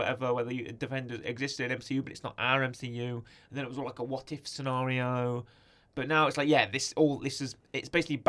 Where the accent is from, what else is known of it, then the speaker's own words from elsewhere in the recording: Utica, New York, United States; Upper New York, Upper New York, really? Because I'm from Utica, and I've never heard of the phrase steamed hams.